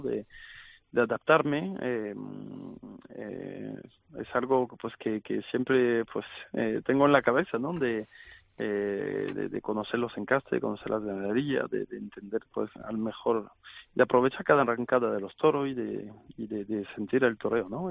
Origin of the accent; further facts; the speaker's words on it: France; en mi país, en Francia